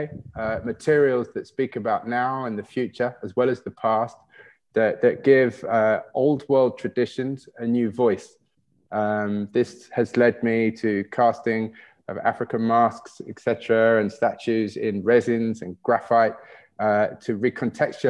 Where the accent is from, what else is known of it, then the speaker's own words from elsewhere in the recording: United Kingdom; growing up in Britain